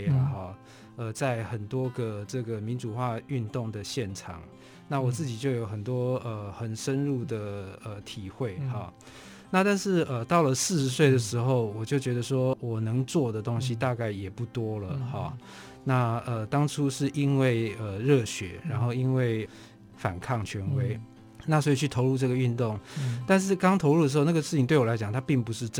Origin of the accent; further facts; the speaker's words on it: Taipei, Taiwan; 对，我是台北人。对，我的我的家庭哈是呃一个就是普就是普通的一个算是中等阶级工商业人的家庭。 那我的老家本来是在景美，